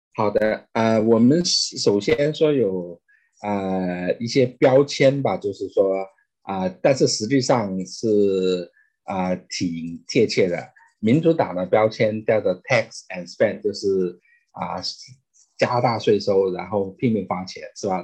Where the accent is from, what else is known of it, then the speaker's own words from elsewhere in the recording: China; moved away as an adult; now in United States; 我是中国出生长大，啊，但是二，啊，一，一九九二年来美国三十年前，啊，是美籍华人